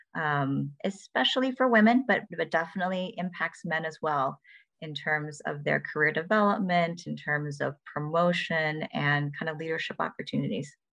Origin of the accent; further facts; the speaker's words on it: Ann Arbor, Michigan, United States; I was born and raised in Ann Arbor